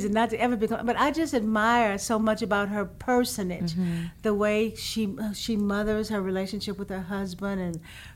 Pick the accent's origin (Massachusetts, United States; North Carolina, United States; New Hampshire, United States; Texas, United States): Texas, United States; Houston; I'm from Houston